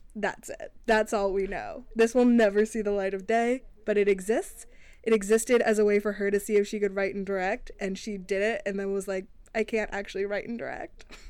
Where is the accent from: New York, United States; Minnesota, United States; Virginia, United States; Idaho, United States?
Virginia, United States; Arlington; I'm from Arlington